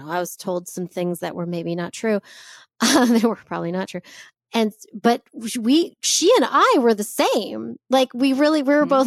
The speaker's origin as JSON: {"language": "English", "country": "United States", "tie": "born or raised there", "said": "like growing up Jewish, there's a lot that can be told. And it's been an interesting journey for me growing up in America with, you know, access to people from all over the place."}